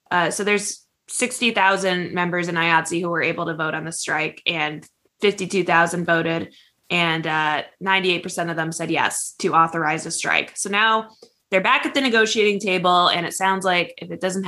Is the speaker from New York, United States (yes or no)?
yes; Rochester, New York, United States; We're from the same hometown. We're from Rochester.